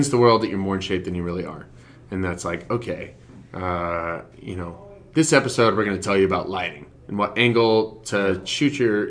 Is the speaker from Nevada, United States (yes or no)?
yes; Reno, Nevada, United States; moved away; I grew up in Reno